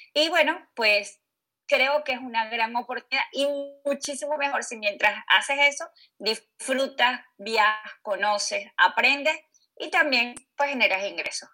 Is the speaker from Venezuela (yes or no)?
yes; Venezuela; moved away; soy originaria de Venezuela